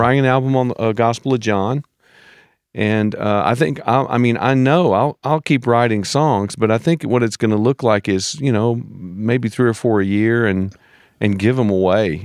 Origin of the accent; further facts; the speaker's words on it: United States; as an American